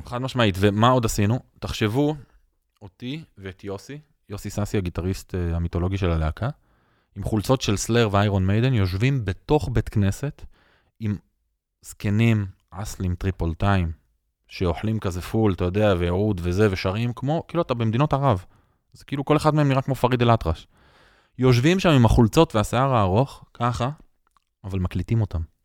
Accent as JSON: {"language": "Hebrew", "town": "Jaffa", "region": "Tel Aviv District", "country": "Israel", "tie": "born or raised there", "said": "אני נולדתי ביפו, ואני אוהד של מכבי יפו, וגדלתי בתוך הכור היתוך"}